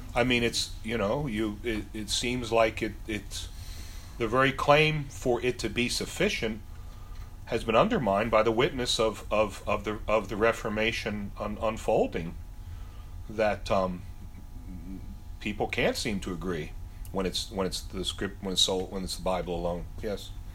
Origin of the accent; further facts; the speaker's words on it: United States; I grew up in America